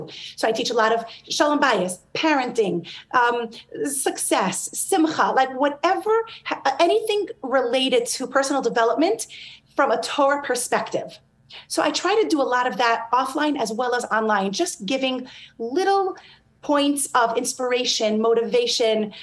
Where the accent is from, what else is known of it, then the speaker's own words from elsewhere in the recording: New York, United States; I grew up in New York